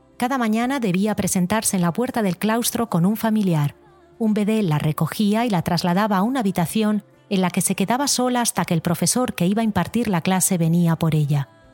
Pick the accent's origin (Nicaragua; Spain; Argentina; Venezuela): Spain; Galicia; moved away; Decidí volverme embajadora de mi tierra